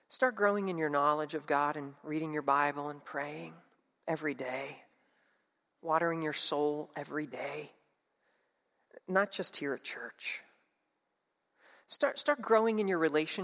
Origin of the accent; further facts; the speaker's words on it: New Jersey, United States; moved away; Where I grew up in South Jersey